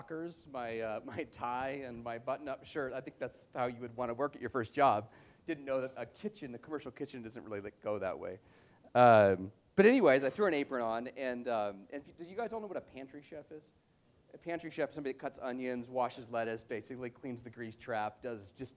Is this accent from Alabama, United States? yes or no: no; Vail, Colorado, United States; also born or lived in Seattle, Washington; now in Boulder, United States; I grew up in Vail, Colorado